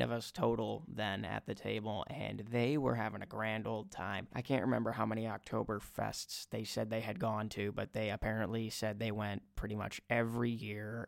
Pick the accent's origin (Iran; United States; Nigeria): United States; Minnesota; I was from Minnesota